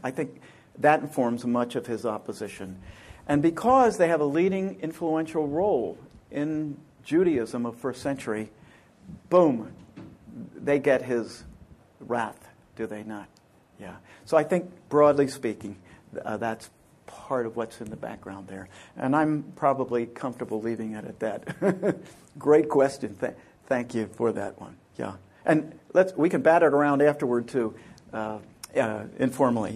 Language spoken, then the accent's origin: English; Pennsylvania, United States; moved away; I grew up in Pennsylvania